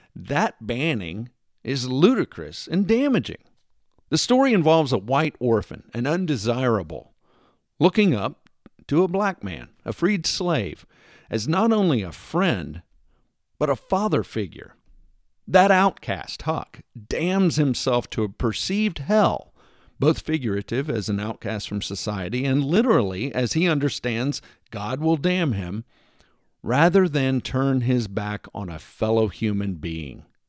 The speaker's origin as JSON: {"language": "English", "region": "Texas", "country": "United States", "said": "being a Texan"}